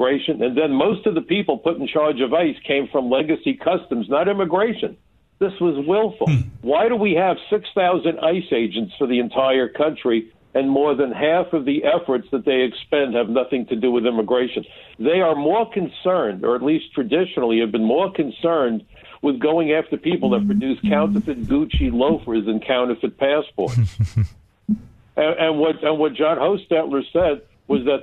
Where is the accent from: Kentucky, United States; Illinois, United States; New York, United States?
New York, United States; New York City; I come from Brooklyn, and where I come from